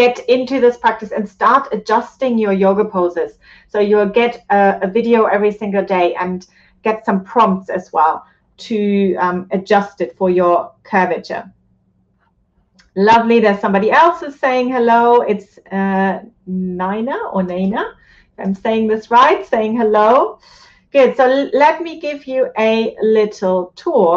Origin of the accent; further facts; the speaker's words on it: Germany; moved away; Germany, which is my home country.